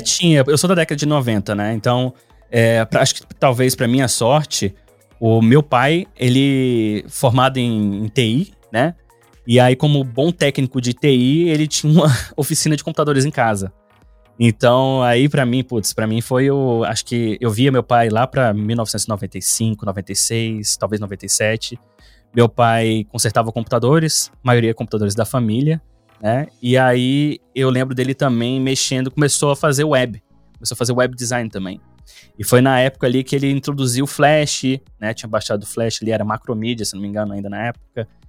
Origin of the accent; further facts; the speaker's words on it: Brasília, Federal District, Brazil; moved away as an adult; now in Finland; eu sou nascido e criado no Cerrado Brasileiro, né? lá em Brasília